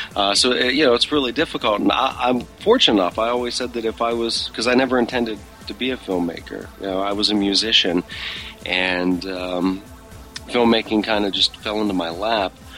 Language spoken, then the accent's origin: English; Pittsburgh, Pennsylvania, United States; moved away; my hometown of Pittsburgh